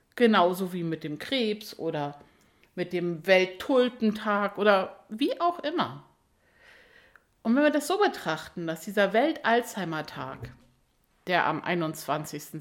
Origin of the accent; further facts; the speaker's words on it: Germany; hier bei uns in Deutschland